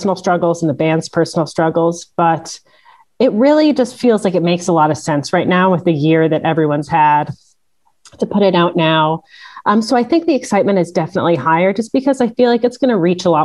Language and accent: English; Milwaukee, Wisconsin, United States; now in Canada; I'm from Milwaukee, born and raised there. I moved to Canada later on